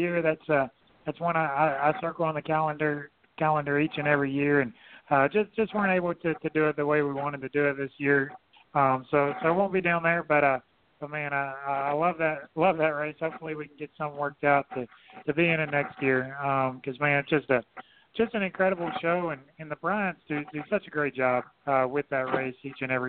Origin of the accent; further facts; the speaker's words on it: Fairhope, Alabama, United States; I was born in Fairhope, Alabama, and kind of lived right in between those two.